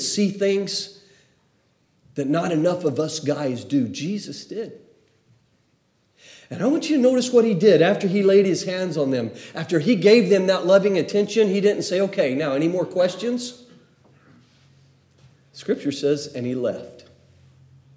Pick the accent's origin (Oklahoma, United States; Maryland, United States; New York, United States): Oklahoma, United States; the generation I grew up in Oklahoma